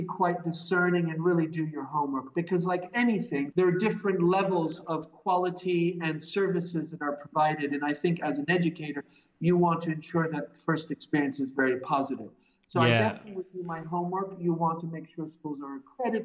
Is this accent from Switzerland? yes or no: yes; Switzerland; moved away as an adult; also born or lived in Boston / San Francisco; I'm originally from Switzerland